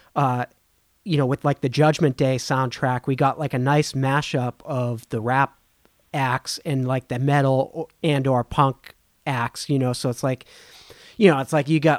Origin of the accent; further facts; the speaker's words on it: Boston, Massachusetts, United States; I'm from Boston